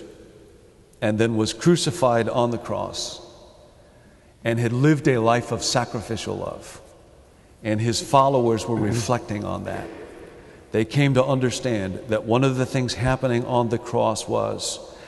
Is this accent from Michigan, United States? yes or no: no; Chicago, Illinois, United States; I come from Chicago